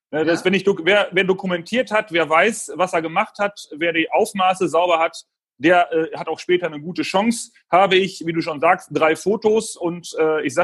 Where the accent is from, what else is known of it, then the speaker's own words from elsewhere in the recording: Münster, North Rhine-Westphalia, Germany; Ich komme aus Münster. Ganz normal zur Schule gegangen, wie jeder andere auch.